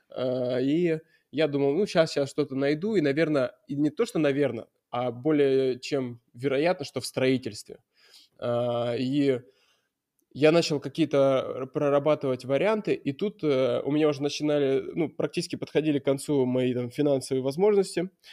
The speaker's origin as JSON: {"language": "Russian", "town": "Murmansk", "region": "Murmansk Oblast", "country": "Russia", "tie": "born or raised there", "also_born_or_lived": "Veliky Novgorod / Moscow", "moved": "as an adult", "said": "Я приехал в Мурманск, сначала в Мурманске, но это, конечно, мой родной город"}